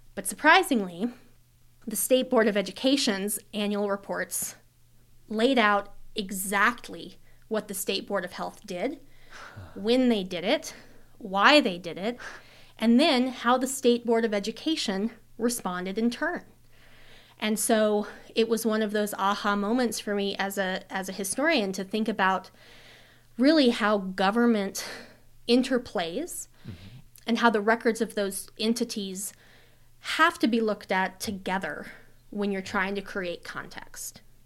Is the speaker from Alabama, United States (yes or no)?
no; Colorado, United States; moved away as an adult; now in Idaho, United States; I'm originally from Colorado.